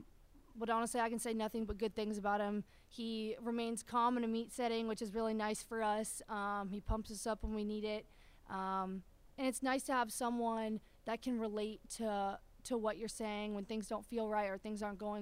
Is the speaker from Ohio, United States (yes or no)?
yes; Ohio, United States; moved away; I'm from Ohio